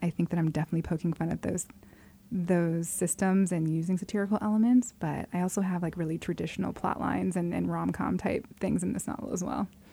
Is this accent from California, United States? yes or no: no; Arizona, United States; I grew up in Arizona, which is a very white place